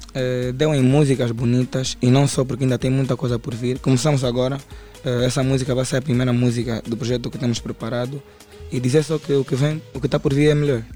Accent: Camama, Luanda Province, Angola; eu venho do Camama

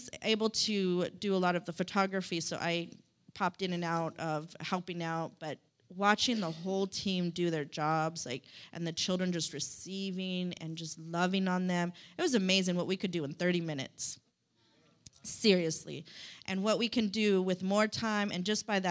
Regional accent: Stockton, California, United States; also born or lived in South Sacramento, California; I'm just a regular old girl from Stockton. I'm from South Sac

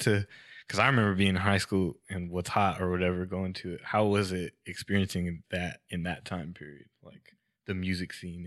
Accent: Fresno, California, United States; I'm from Fresno, which is actually like further south than Sacramento

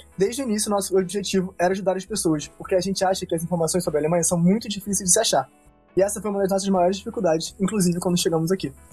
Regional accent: Rio de Janeiro, Brazil; moved away as an adult; now in Germany; nasci e cresci no Rio de Janeiro

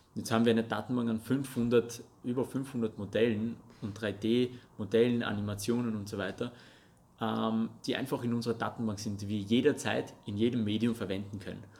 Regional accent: Russia; first language Russian and Armenian; German is a second language; now in Austria; geboren und aufgewachsen in Russland, deswegen habe ich auch Russisch und Armenisch als meine Muttersprache okay. gehabt

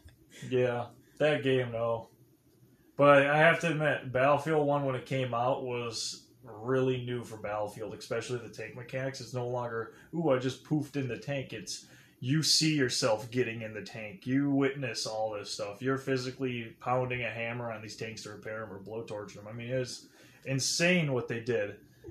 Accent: United Kingdom; Japanese, but I'm actually British.

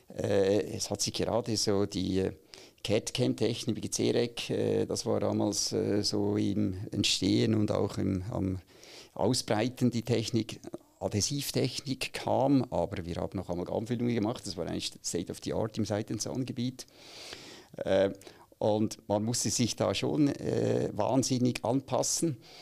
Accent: Aargau, Switzerland; moved away as an adult; now in Zürich, Switzerland; ich bin eigentlich im Aargau aufgewachsen

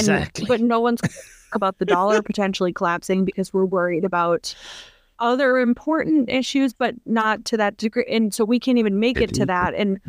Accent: Minneapolis, Minnesota, United States; Ilhan Omar is my representative. I'm from Minneapolis.

